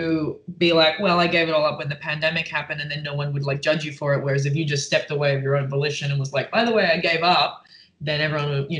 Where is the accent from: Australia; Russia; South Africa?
Australia; Perth, Western Australia; also born or lived in Melbourne, Australia / London, United Kingdom; now in United States; I'm from Perth, which is the left. I lived in Melbourne, which is on the right.